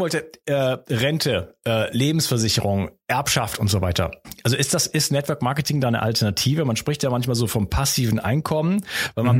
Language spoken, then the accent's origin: German; Wuppertal, North Rhine-Westphalia, Germany; da kommt unser Akzent wieder durch. Wir kommen übrigens aus derselben Stadt, wir beiden